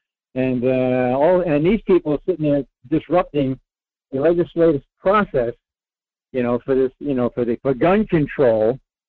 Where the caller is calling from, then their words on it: Rhode Island, United States; Hey, Mike. It's … in Rhode Island.